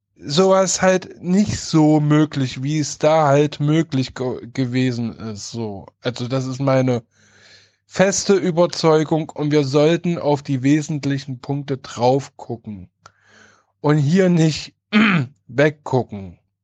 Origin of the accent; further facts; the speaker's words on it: Halle, Saxony-Anhalt, Germany; Ich komme oder ich stamme aus Halle Neustadt